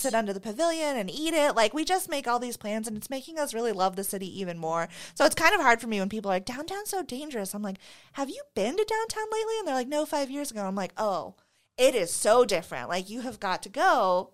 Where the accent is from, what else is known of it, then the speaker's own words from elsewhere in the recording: Phoenix, Arizona, United States; moved away as an adult; now in Spokane, United States; I grew up in Phoenix